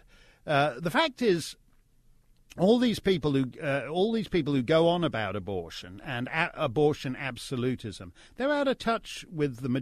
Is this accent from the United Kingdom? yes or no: no; Canada; I say that as a Canadian